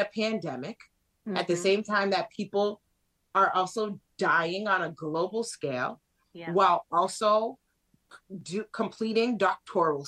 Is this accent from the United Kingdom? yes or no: no; Worcester, Massachusetts, United States; also born or lived in Boston; And I grew up in Worcester, so super diverse.